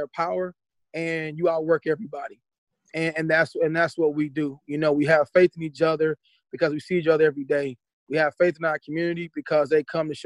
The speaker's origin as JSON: {"language": "English", "region": "Mississippi", "country": "United States", "also_born_or_lived": "St. Louis, Missouri / Berkeley / Columbia, Missouri", "moved": "yes", "said": "I'm originally from Mississippi, and moving to St. Louis"}